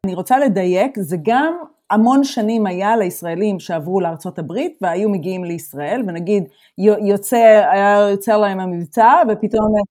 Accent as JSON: {"language": "Hebrew", "country": "Israel", "accent": "Israeli", "moved": "as an adult", "lives_now": "Germany", "said": "זה המבטא שלי, המבטא שלי הוא ישראלי"}